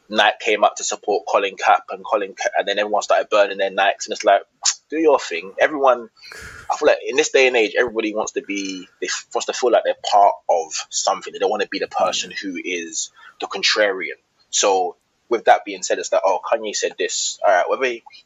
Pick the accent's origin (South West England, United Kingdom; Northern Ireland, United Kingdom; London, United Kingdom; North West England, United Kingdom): London, United Kingdom; I grew up in Southeast, but I'm probably further Southeast. I'm further Southeast than Bermondsey